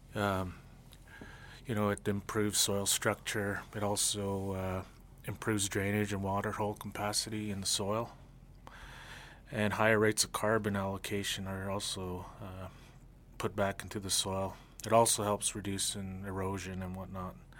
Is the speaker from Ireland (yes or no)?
no; Blood Tribe, Alberta, Canada; I'm from the Blood Tribe, Kainai. I farm on the reserve